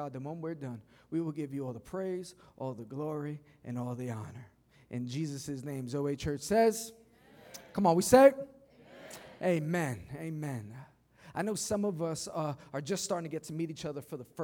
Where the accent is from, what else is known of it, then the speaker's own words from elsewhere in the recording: New York City, New York, United States; I grew up in Queens